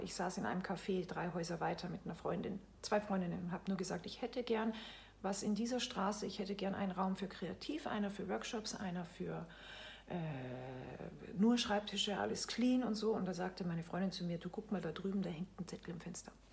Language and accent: German; Salzburg, Austria; moved away as an adult; also born or lived in France; now in Bremen, Germany; Ich lebe in Bremen, bin aber gebürtige Österreicherin. Ich bin in Salzburg geboren